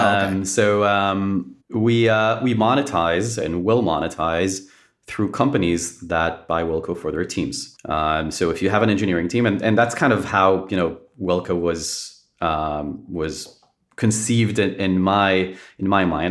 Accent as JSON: {"language": "English", "country": "Israel", "tie": "born or raised there", "said": "born and raised in Israel."}